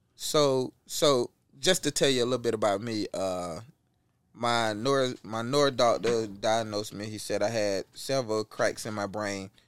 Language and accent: English; Apopka, Florida, United States; I come from Apopka, Florida